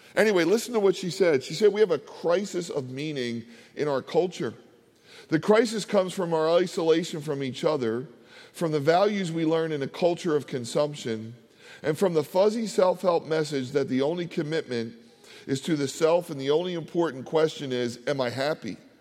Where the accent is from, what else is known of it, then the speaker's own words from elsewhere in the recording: Philadelphia, Pennsylvania, United States; also born or lived in Delaware County, Pennsylvania / New Jersey; I grew up in Philadelphia.